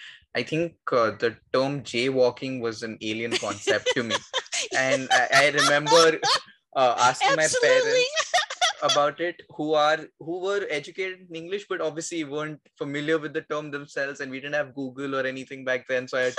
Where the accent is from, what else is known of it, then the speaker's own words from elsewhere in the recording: Mumbai, Maharashtra, India; I am from Mumbai as well.